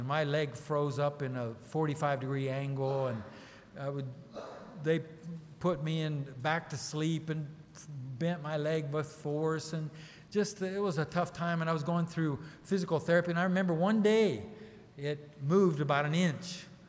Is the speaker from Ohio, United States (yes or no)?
yes; Newcomerstown, Ohio, United States; also born or lived in Brazil; And then I came from Newcomerstown, Ohio to Belo Horizonte, Brazil.